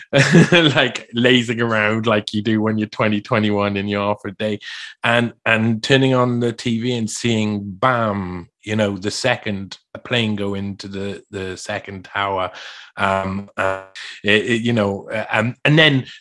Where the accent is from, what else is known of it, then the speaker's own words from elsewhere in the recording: South Wales, United Kingdom; I was brought up in South Wales